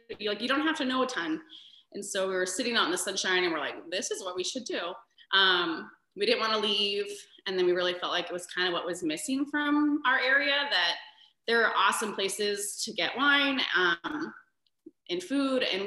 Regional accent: Lewiston, Idaho, United States; moved away as an adult; also born or lived in Moscow, Idaho / Phoenix, Arizona; now in Coeur d'Alene, United States; I'm not from Coeur d'Alene, but from Lewiston

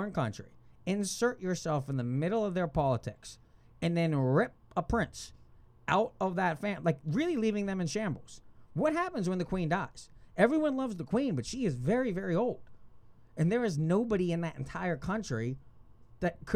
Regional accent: United States; as an American

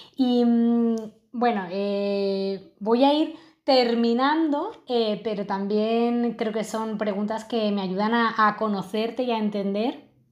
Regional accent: Madrid, Community of Madrid, Spain; now in Lisbon, Portugal; Yo ahora mismo estoy viviendo en Lisboa y bueno, yo soy de Madrid

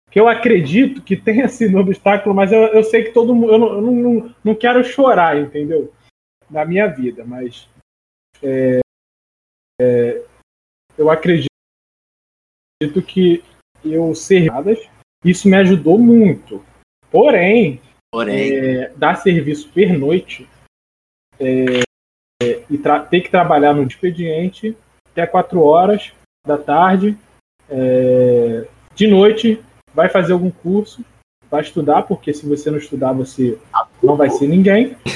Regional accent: Brazil; E a gente é brasileiro, né? Brasileiro não desiste.

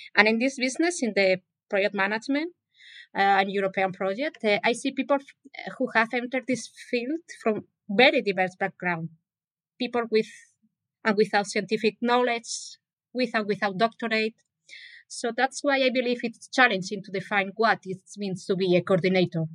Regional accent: Spain; English is a second language; moved away as an adult; also born or lived in Basque Country / Barcelona; now in Sweden; I'm Spanish, working in Sweden for two and a half.

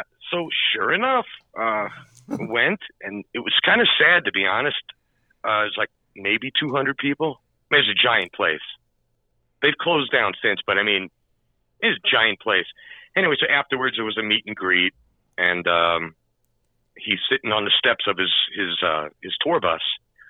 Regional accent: New York City, New York, United States; I grew up in Queens, Jackson Heights.

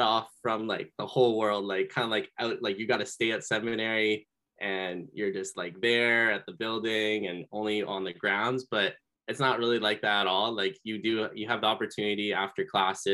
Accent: Seaforth, Ontario, Canada; now in London, Canada; I'm originally from Seaforth, Ontario, which is near Lake Huron. My mom and I moved to London just last year. So I'm getting to know the area in London, but grew up in a small town in Seaforth.

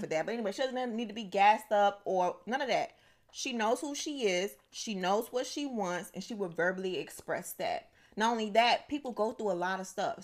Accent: United States

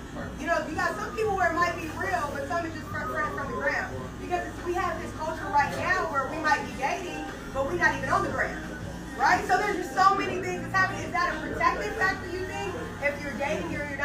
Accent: Atlanta, Georgia, United States; moved away; I am originally originally from Atlanta, so I am back home

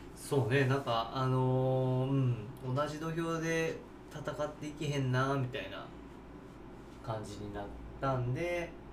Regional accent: Takarazuka, Hyogo, Japan; 僕はずっと宝塚出身宝塚生まれ宝塚育ちですね

